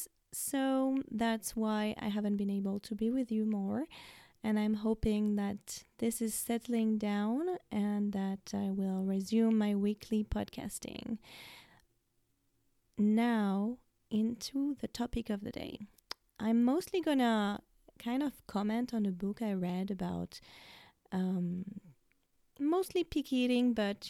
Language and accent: English; France; now in United States; I have always been a mom living in the US, but I was brought up in France